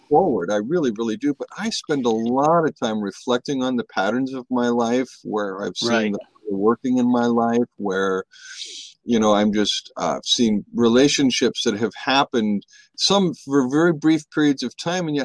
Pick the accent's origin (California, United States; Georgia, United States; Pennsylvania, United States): California, United States; San Francisco; I grew up in San Francisco in the 60s and 70s.